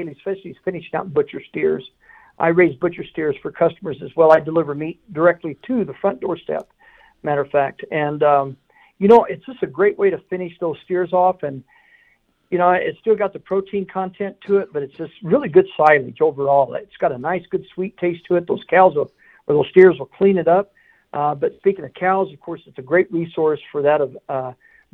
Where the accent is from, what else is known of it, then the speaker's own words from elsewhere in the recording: Bootheel of New Mexico, United States; moved away; I was raised in the Boot Hill of New Mexico, right on the frontera on the Mexican border